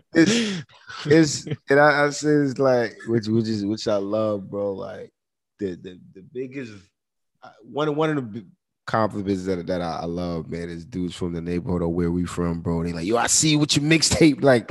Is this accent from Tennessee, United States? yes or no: no; New York, United States; I'm from New York, like you know I'm born and raised in New York